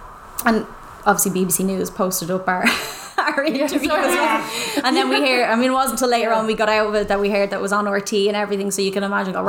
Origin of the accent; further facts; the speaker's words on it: Ireland; moved away as an adult; also born or lived in Dublin; we're Irish.